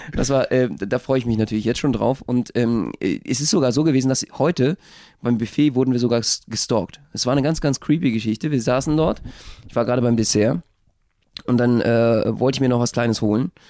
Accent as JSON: {"language": "German", "region": "Berlin", "country": "Germany", "said": "als Berliner"}